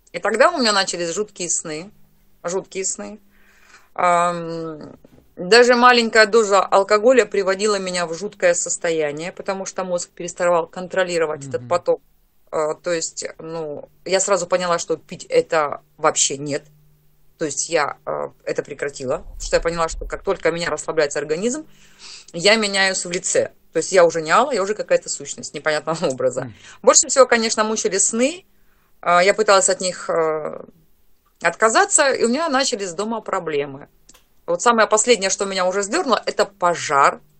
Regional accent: Targay, Kemerovo Oblast, Russia; now in Dnipropetrovsk, Ukraine; сама я а, с Сибири, а, с село Таргай. В свое время мы приехали жить на Украину, сейчас я живу в город Днепропетровск.

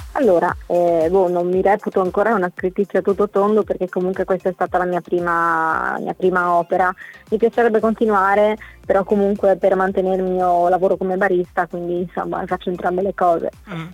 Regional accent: Lestizza, Friuli-Venezia Giulia, Italy; also born or lived in Mortegliano; sono originaria del Galleriano di Lestizza, una mini frazione, però insomma siamo qua nella Bassa Friulana

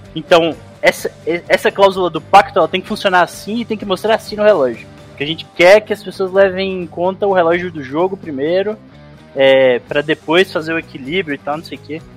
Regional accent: Montes Claros, Minas Gerais, Brazil; Sou de Montes Claros.

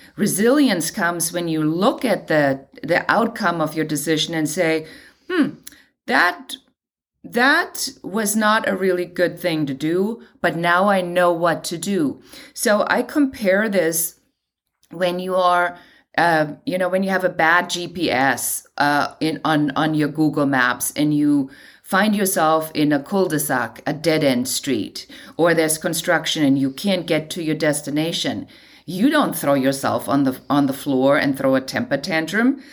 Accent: Germany; moved away as an adult; now in Los Angeles, United States; I'm originally from Germany

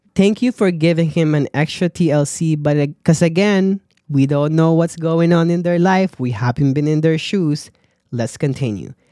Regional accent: Philippines; moved away; as a Filipino or as an immigrant

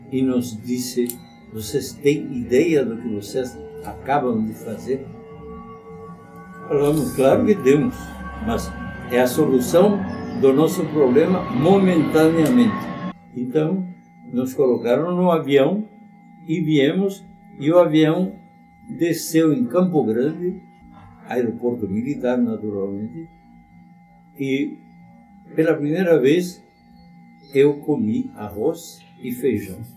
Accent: Asunción, Paraguay; moved away; Nasci no Paraguai, como ele falou agora. Capital? Em Assunção.

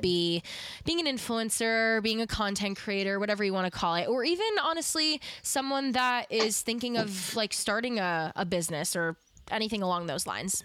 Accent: East Coast / New York, United States; I'm such a New York girl at heart, uh, and I feel like just growing up on the East Coast has had that effect on me

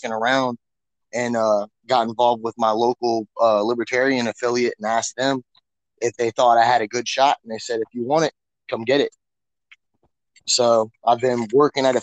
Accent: Hampton, Virginia, United States; I'm a carpenter from Hampton, Virginia

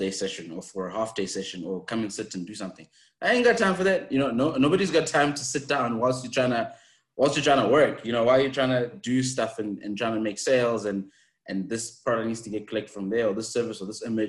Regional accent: Zimbabwe; now in South Africa; I'm originally from Zimbabwe. That's where I grew up. And then after some time, I moved to South Africa.

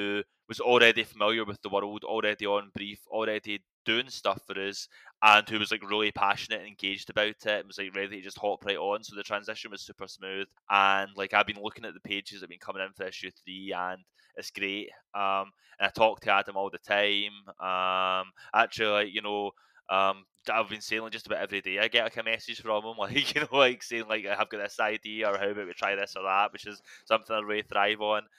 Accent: Scotland, United Kingdom; I'm Scottish

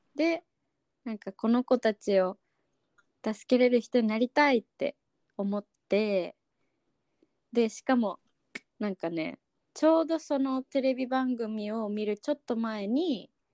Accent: Okinawa, Japan; 私出身は沖縄なんだけど

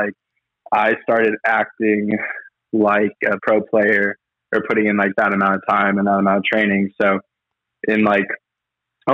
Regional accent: Arizona, United States; So yes, I'm from Arizona, live in Tempe.

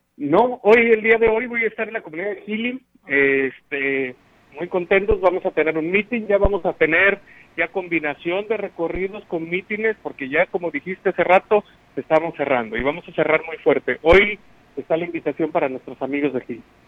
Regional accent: Huichihuayán, San Luis Potosí, Mexico; mi pueblo, Pichihuayán, en la colonia Lichis

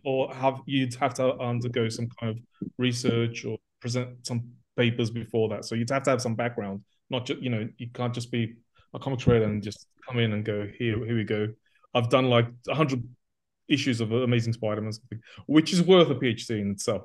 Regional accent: Australia; moved away as an adult; also born or lived in Athens, Greece; I was brought up in Australia, so I'm totally a superhero kid

